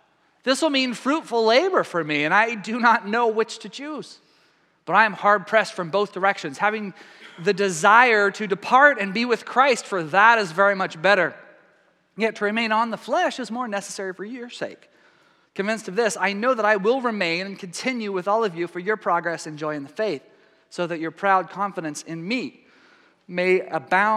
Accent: East Texas, United States; I'm Texan. I was raised in East Texas

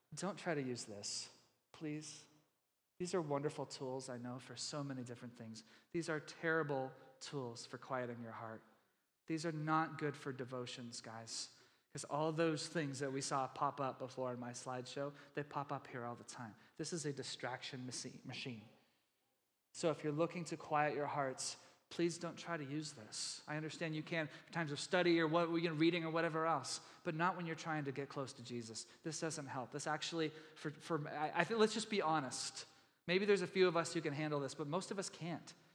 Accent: Texas, United States; I'm from Texas

